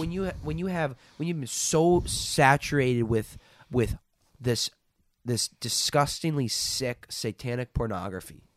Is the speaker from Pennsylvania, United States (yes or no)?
no; Minnesota, United States; I grew up in Minnesota